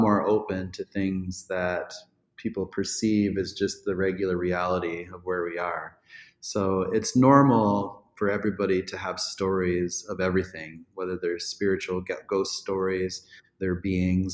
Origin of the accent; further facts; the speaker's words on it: Black Hills, South Dakota, United States; growing up in the Black Hills